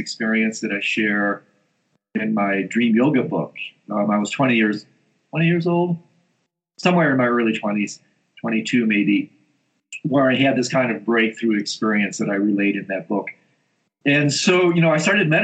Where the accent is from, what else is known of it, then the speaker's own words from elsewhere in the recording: Michigan, United States; moved away as an adult; also born or lived in Indiana; now in Colorado, United States; I grew up in Michigan, went to school in Indiana.